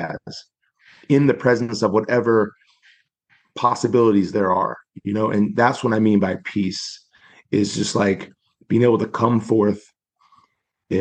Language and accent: English; Spokane, Washington, United States; I was born in Spokane, Washington, 1982